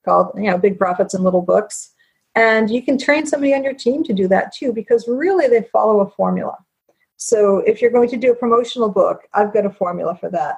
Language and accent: English; United States; I'm American